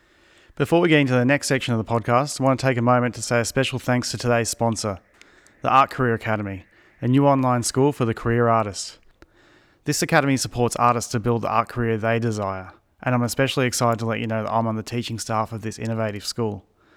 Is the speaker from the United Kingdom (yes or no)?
no; Melbourne, Victoria, Australia; moved away as an adult; now in central Australia; I'm from Melbourne. But I always move around a lot in my life.